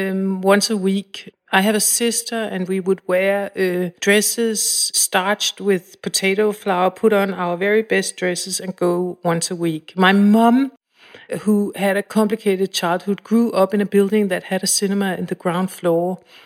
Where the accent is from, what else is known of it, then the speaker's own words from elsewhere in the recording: Copenhagen, Capital Region, Denmark; I was alone quite a lot. Both my parents worked.